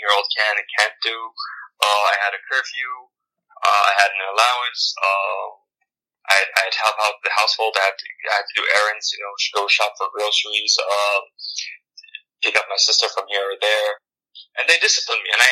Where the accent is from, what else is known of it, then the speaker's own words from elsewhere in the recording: Damascus, Damascus Governorate, Syria; moved away; I'm from Damascus.